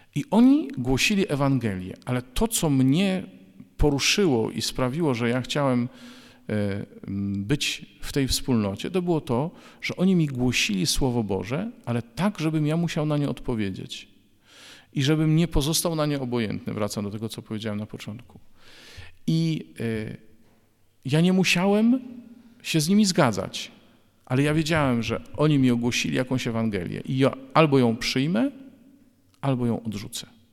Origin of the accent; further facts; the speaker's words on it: Bydgoszcz, Kuyavian-Pomeranian Voivodeship, Poland; w 1993 roku w Bydgoszczy, skąd pochodzę